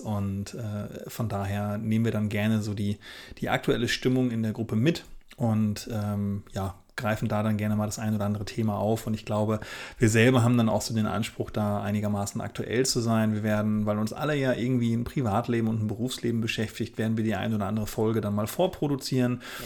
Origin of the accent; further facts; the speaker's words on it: Oldenburg, Lower Saxony, Germany; Hochzeitsfotograf aus dem beschaulichen Oldenburg in Niedersachsen